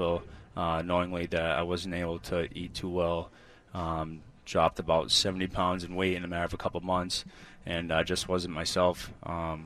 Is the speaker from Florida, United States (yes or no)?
no; Western Massachusetts, United States; And I'm from Western Mass area